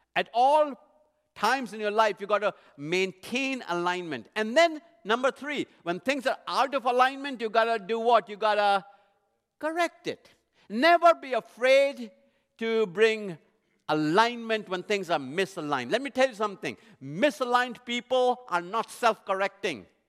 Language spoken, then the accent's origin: English; India; moved away; I was born and raised in India, not too far from the Middle Eastern culture.